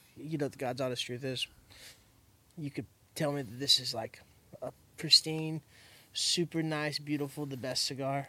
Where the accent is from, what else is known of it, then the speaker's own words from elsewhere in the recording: Miami, Florida, United States; also born or lived in Hialeah; now in Central Florida, United States; Miami, not here, not Central Florida, but yeah, Miami